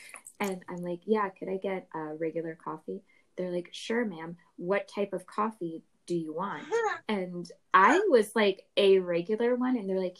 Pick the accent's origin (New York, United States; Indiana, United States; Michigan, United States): New York, United States; moved away as an adult; now in Pacific Northwest, United States; as a native New Yorker.